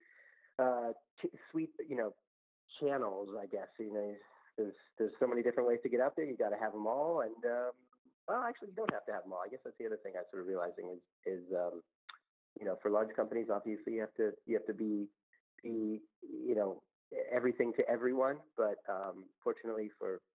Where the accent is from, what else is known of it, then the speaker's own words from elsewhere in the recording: Woodbury, Vermont, United States; moved away as an adult; now in Philadelphia, United States; I grew up in Vermont, northern Vermont, a small town called Woodbury